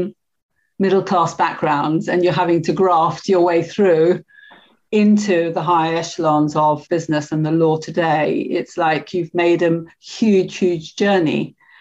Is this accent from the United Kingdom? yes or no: yes; London, United Kingdom; accent: Cockney; I distinctly remember adjusting my accent to the upper middle class when I went to university, you know, from being a very Cockney style accent when I lived in Paddington.